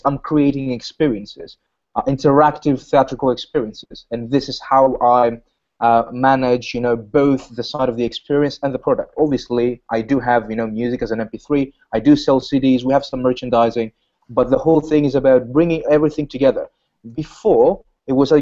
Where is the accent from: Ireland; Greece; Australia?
Greece; I'm from Greece